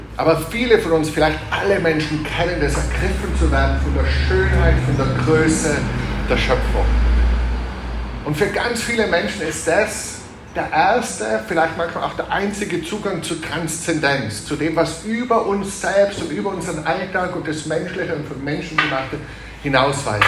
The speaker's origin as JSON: {"language": "German", "region": "Tyrol", "country": "Austria", "said": "als Tiroler"}